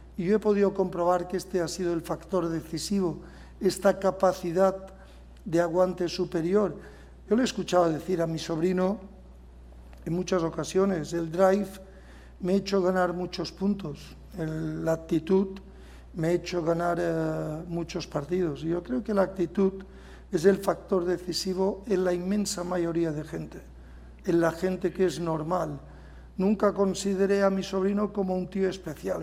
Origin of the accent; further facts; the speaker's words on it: Majorca, Balearic Islands, Spain; nosotros los mallorquines